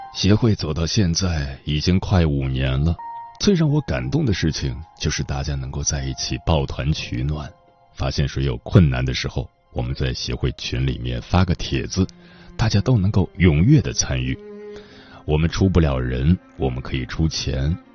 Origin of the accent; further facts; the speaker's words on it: Harbin, Heilongjiang, China; now in Mudanjiang, China; 就带回我老家哈尔滨了